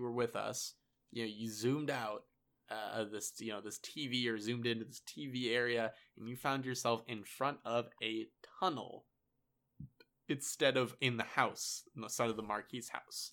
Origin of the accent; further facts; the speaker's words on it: Pennsylvania, United States; I went from Pennsylvania, my hometown